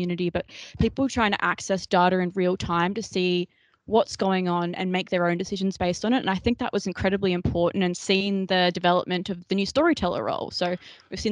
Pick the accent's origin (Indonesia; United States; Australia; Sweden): Australia; We're Australian.